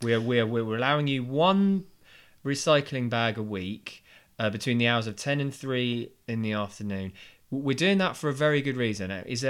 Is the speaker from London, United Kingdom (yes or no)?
yes; London, United Kingdom; I'm from Sydenham, Lewisham area